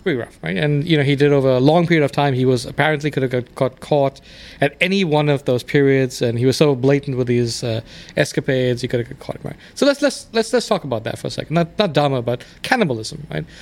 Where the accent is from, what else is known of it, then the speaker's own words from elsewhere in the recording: South Africa; moved away as an adult; also born or lived in England / India (ancestry); now in United States; I grew up in South Africa, where I was raised